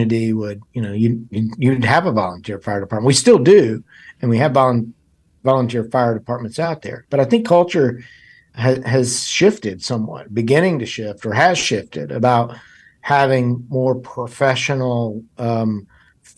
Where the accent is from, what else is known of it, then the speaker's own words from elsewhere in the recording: Davidson County, North Carolina, United States; I'm from Davidson County, grew up there